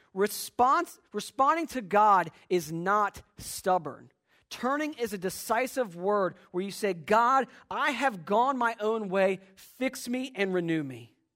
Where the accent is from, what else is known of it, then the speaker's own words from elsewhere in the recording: Virginia, United States; as a kid, uh, growing up in Virginia